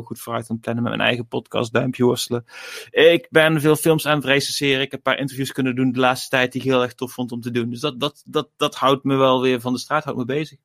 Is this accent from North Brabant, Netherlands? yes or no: yes; Gemert, North Brabant, Netherlands; uit Gemert, waar ik vandaan kom